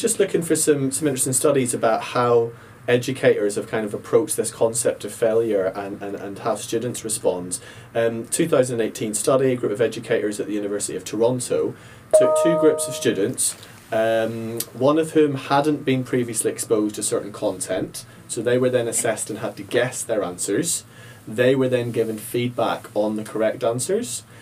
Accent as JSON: {"language": "English", "town": "Ballymena", "region": "Northern Ireland", "country": "United Kingdom", "tie": "born or raised there", "said": "I grew up in Ballymena, Northern Ireland"}